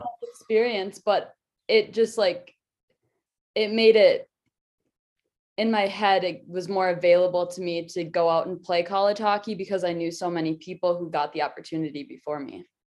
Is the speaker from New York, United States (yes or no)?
no; Minnesota, United States; moved away as an adult; now in Denver, United States; I loved growing up in Minnesota because everybody is a hockey fan